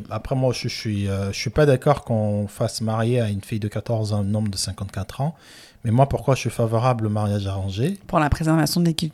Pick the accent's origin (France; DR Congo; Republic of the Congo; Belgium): Republic of the Congo; Voilà, chez moi au Congo, en Afrique centrale, au Gabon, Angola, je connais aussi, Kinshasa aussi.